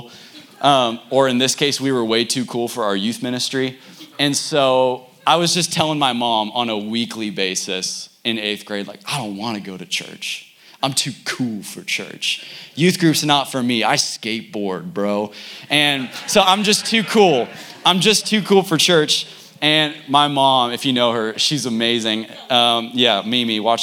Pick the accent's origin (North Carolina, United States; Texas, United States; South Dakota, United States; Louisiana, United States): Texas, United States; Frisco; I'm from Frisco, Texas